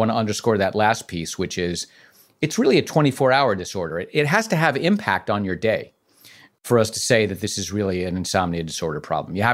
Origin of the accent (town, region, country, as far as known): New York City, New York, United States